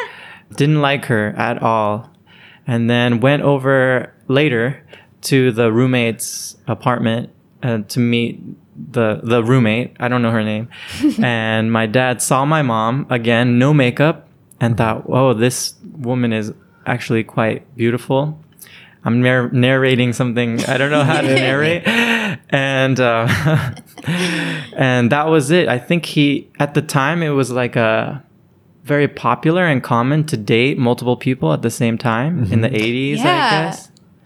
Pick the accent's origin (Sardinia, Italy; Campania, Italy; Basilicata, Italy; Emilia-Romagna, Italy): Campania, Italy; Naples; And because I grew up in Naples from 12 at least, I did feel like that was the identity I left with.